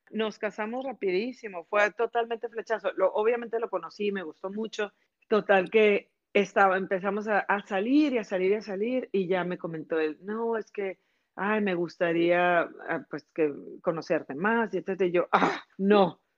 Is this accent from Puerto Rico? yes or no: no; Mexico; moved away as an adult; now in Canada; estaba yo en México muy contenta, trabajé mucho tiempo para la televisora